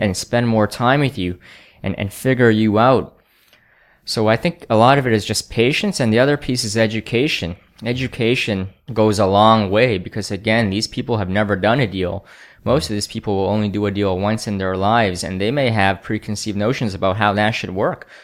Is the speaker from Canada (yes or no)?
yes; Canada; I grew up in Canada